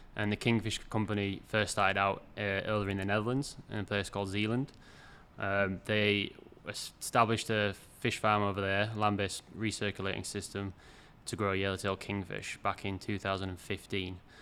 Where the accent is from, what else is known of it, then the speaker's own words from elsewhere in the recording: York, Yorkshire and the Humber, United Kingdom; moved away as an adult; also born or lived in Canada / British Columbia / Washington / Massachusetts; now in Maine, United States; I'm originally from York in the U K, but I've been over in the U S now for, I think, twelve years, if not a little bit more.